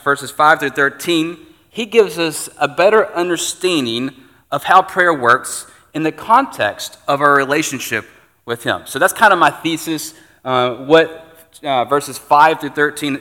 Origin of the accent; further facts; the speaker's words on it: United States; as an American